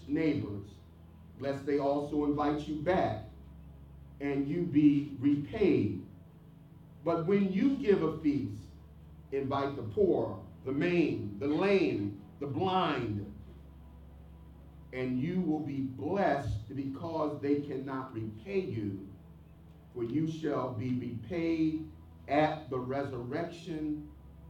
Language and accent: English; Philadelphia, Pennsylvania, United States; When I grew up in North Philadelphia, there were lots of alleyways.